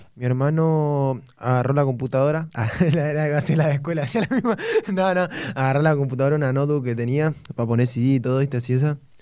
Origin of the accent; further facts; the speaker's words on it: González Catán, Buenos Aires Province, Argentina; González Catán, barrio kilómetro 32 Los Ceibos, La Matanza.